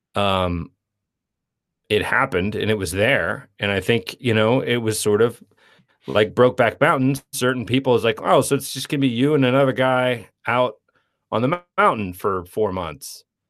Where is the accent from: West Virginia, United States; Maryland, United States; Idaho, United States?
West Virginia, United States; Parkersburg; moved away as an adult; also born or lived in San Francisco / New York; we grew up in Parkersburg, West Virginia